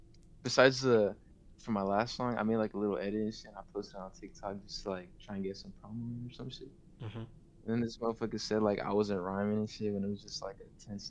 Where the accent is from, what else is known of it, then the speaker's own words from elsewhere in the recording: California, United States; I'm just here from the Bay Area